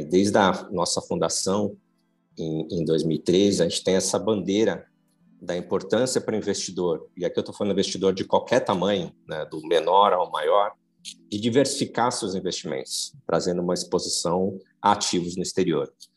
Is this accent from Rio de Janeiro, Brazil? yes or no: no; Santos, São Paulo, Brazil; moved away as an adult; now in São Paulo, Brazil; Não sou de São Paulo, sou de Santos. Vim para cá fazer faculdade e fiquei.